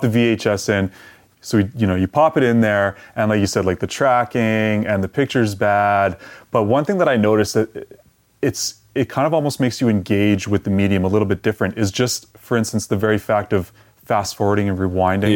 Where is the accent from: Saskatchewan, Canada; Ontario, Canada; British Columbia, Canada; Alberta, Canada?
Alberta, Canada; Edmonton; I grew up here in Edmonton.